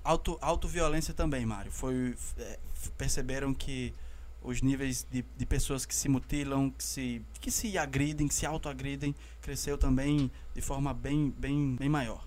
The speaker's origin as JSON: {"language": "Portuguese", "country": "Brazil", "said": "enquanto brasileiros"}